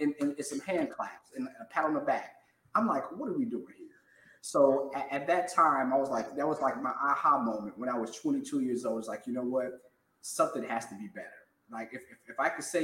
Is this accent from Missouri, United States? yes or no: no; Cincinnati, Ohio, United States; moved away as an adult; also born or lived in Nashville, Tennessee / Jacksonville, Florida; I'm a certified financial planner, born and raised in Cincinnati.